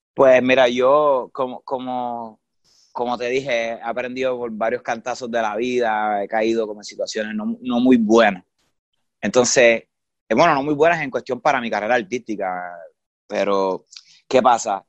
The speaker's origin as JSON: {"language": "Spanish", "town": "San Juan", "country": "Puerto Rico", "tie": "born or raised there", "also_born_or_lived": "Isabela, Puerto Rico", "said": "yo me crié aquí en, en la, en el área metro, en San Lorenzo, en San Juan, que es la capital"}